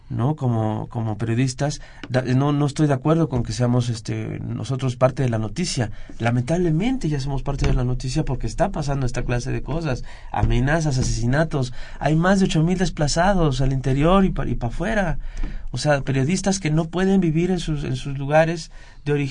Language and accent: Spanish; Veracruz, Mexico; soy jarocho